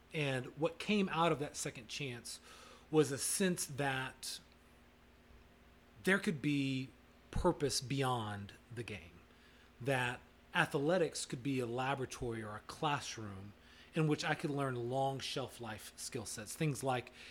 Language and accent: English; Bryan, Texas, United States; grew up in Bryan, Texas.